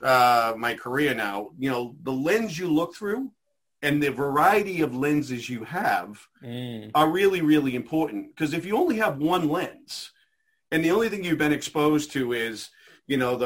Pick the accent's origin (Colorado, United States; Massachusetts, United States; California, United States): Massachusetts, United States; Methuen; I grew up in Methuen. And so I, you know, went to the Methuen school systems